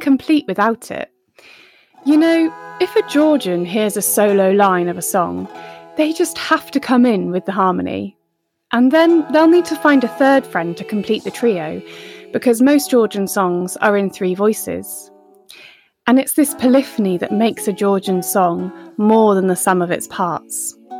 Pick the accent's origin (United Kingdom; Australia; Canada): United Kingdom; We're two British women